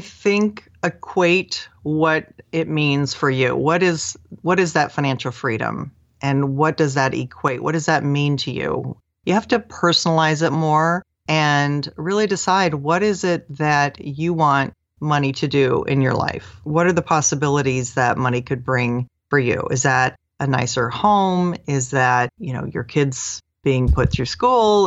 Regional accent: Seattle, Washington, United States; I grew up in the Seattle area

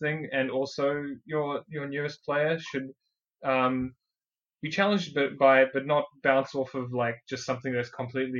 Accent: South Africa; accent: South African; now in New Zealand; I'm actually originally from South Africa myself

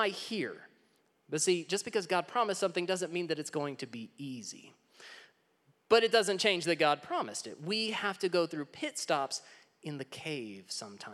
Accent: Texas, United States; I'm originally from Texas

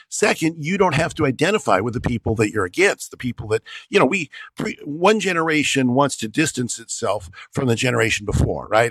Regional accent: United States; I'm an American

